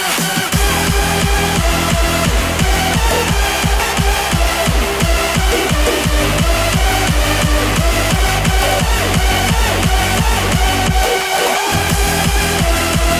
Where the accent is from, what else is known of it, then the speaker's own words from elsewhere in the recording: United Kingdom; This is my home country.